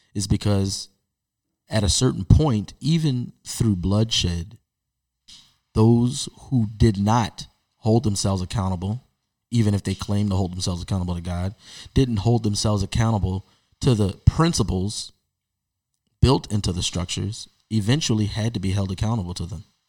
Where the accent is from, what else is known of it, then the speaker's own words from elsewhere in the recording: Baltimore, Maryland, United States; as a Baltimore-born Baltimore Ravens fan